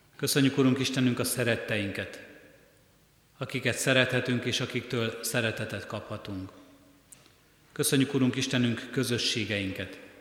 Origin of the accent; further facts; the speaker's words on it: Hungary; ha nem ide születtünk volna, ha nem Kelet-Európában, ha nem Magyarországon élnénk